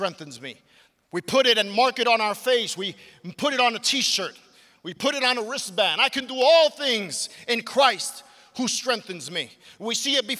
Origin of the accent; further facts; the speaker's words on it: New York City, New York, United States; I grew up in Brooklyn, New York